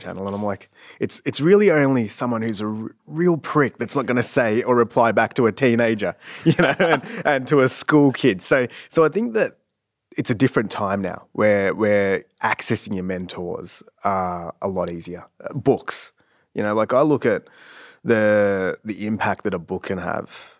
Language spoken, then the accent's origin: English; Sassafras, Victoria, Australia; also born or lived in Canada / Ringwood; most of my childhood was spent in Sassafras, which is a small little town in the Dandenongs.